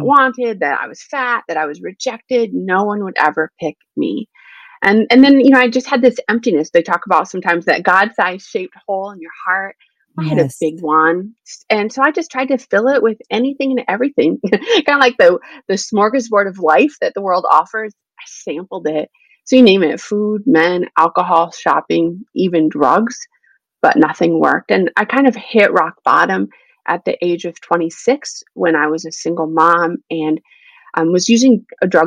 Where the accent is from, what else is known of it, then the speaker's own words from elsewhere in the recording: Indiana, United States; also born or lived in Greensburg, Indiana; now in West Michigan, United States; I grew up in Indiana.